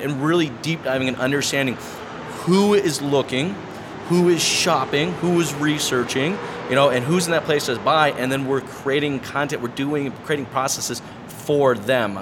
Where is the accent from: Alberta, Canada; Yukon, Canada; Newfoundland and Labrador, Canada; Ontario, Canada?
Ontario, Canada; Toronto; I'm from Toronto.